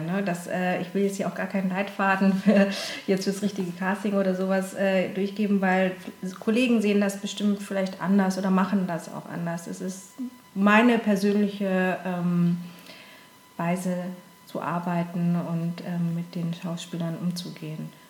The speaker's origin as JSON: {"language": "German", "town": "Konstanz", "region": "Baden-Württemberg", "country": "Germany", "moved": "yes", "lives_now": "Cologne, Germany", "said": "Ich komme äh, aus dem schönen Konstanz am äh, Bodensee"}